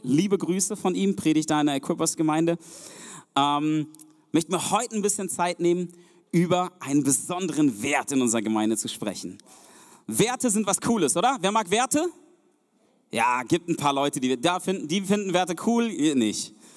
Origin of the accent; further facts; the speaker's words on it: Germany; also born or lived in Zeuthen, Brandenburg; wir sind als Deutsche